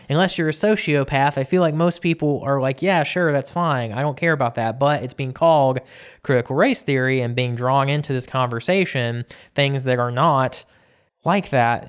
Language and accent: English; South Georgia, United States; growing up in South Georgia